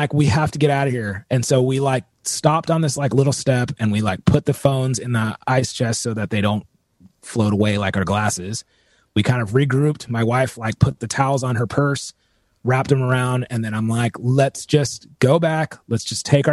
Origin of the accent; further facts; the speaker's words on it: Southern California, United States; I'm born and raised in California. I mean, I'm born and raised in like Southern California